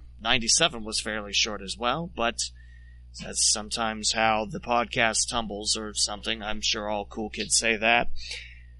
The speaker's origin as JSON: {"language": "English", "town": "West Alexandria", "region": "Ohio", "country": "United States", "tie": "born or raised there", "said": "my hometown of West Alexandria"}